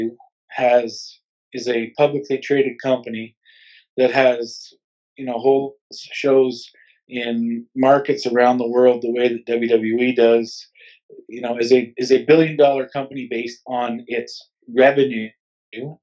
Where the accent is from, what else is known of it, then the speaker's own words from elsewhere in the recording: Canada; we're Canadian, we live in Canada